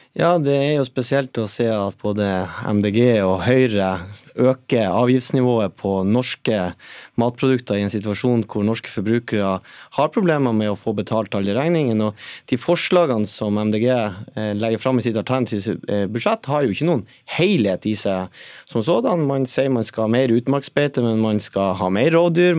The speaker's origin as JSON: {"language": "Norwegian", "region": "Northern Norway", "country": "Norway", "said": "Nå kommer jeg selv fra, fra Nord-Norge"}